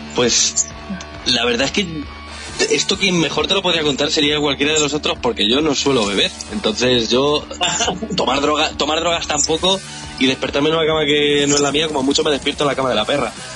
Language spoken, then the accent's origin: Spanish; Albacete, Castilla-La Mancha, Spain; de la tierra de la que somos, de Albacete